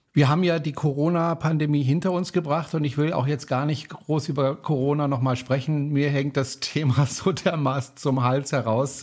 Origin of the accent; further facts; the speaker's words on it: Baden-Württemberg, Germany; ich komme ja aus Baden